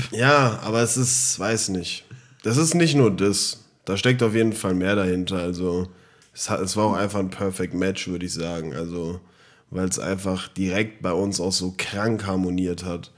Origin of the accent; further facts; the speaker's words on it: Frankfurt am Main, Hesse, Germany; wir kommen aus Frankfurt